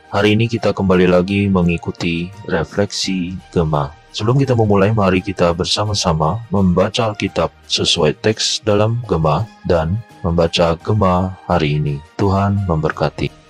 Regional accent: Makassar, South Sulawesi, Indonesia; now in Jakarta, Indonesia; saya ini orang Makassar yang saat ini melayani di Jakarta. Jadi ya hitung-hitung sudah lama juga tidak pulang kampung begitu ya. Dan saya merindukan akan jajanan kota Makassar.

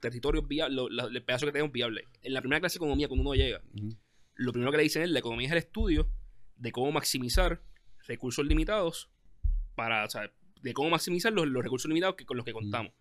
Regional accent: Puerto Rico; nosotros mismos como puertorriqueños

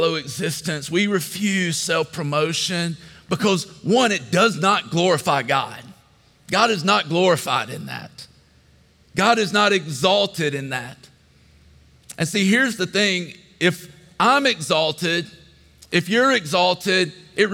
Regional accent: Statesboro, Georgia, United States; when I was 10 years old, we moved to Statesboro. So I pretty much grew up here. This was my hometown

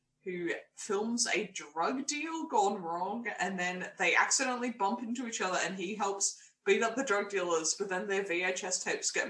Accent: Melbourne, Victoria, Australia; we're both from Melbourne

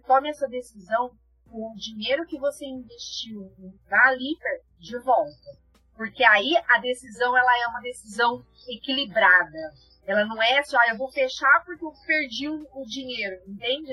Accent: interior of São Paulo, Brazil; moved away as an adult; now in Rio Grande do Sul, Brazil; Eu sou do interior de São Paulo e vim parar no interior do Rio Grande do Sul, 1.200 quilômetros da minha cidade

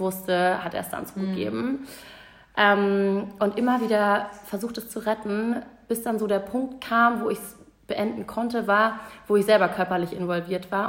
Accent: Hamburg, Germany; also born or lived in Munich; Und in Hamburg war es halt so, ich war in der Pole Position. Ne? Ich kannte hier alle, mhm. das war meine Heimat

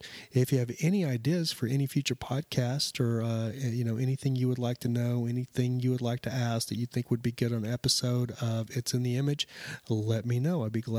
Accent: Lubbock, Texas, United States; I actually grew up in West Texas. I don't know if some of you know West Texas, Lubbock. I grew up outside of Lubbock and Amarillo, Lubbock, all through that area.

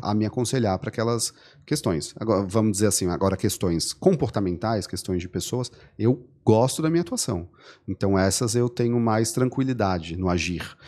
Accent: Florianópolis, Santa Catarina, Brazil; eu sou manezinho também

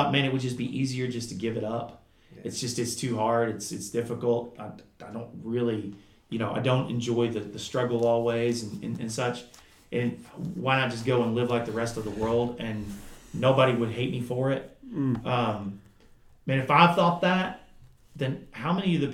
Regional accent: Kentucky, United States; I grew up in Kentucky

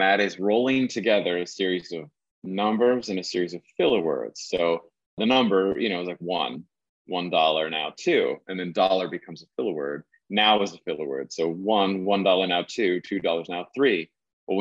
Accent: Iowa, United States; moved away as an adult; also born or lived in the Hamptons, New York; I grew up in Iowa in an agricultural community where auctions were commonplace

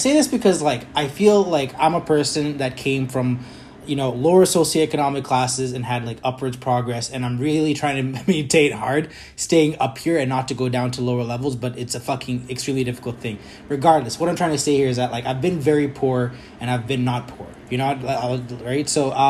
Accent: Kenya; moved away; I came from Kenya in the 90s in the middle of, like, one of the world's greatest AIDS epidemic in the world, right?

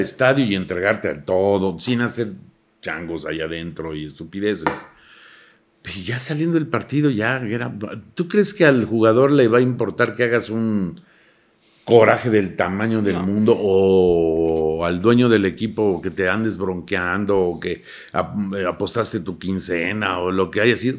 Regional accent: Mexico; los mexicanos somos así

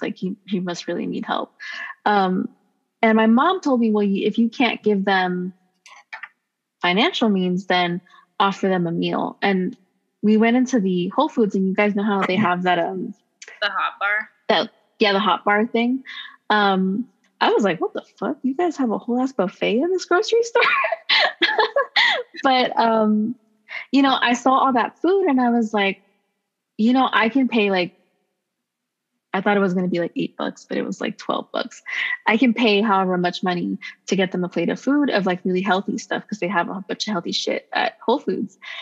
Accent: Los Angeles, California, United States; I'm from Los Angeles

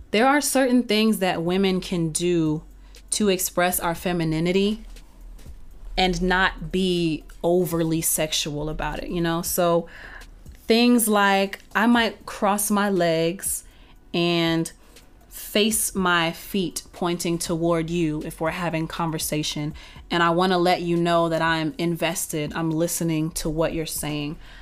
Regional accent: Texas, United States; also born or lived in North Carolina; now in Atlanta, United States; I'm originally from Texas

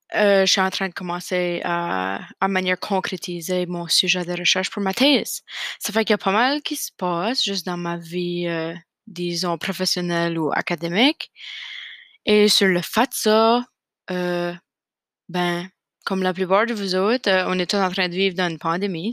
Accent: Fredericton, New Brunswick, Canada; also born or lived in Nova Scotia; now in Moncton, Canada; j'ai grandi à Fredericton, au Nouveau-Brunswick

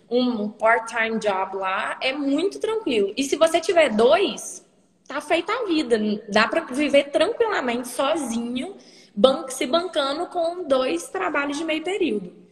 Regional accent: Hackensack, New Jersey, United States; born there; E aí eu nasci no Hospital Central de lá. E fica uns 20 minutos de ônibus de Nova York, que é bem pertinho.

